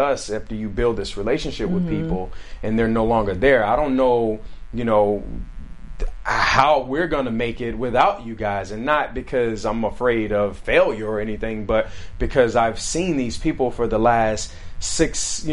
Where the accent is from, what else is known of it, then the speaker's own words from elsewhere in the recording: Alabama, United States; now in California, United States; at home with my family in Alabama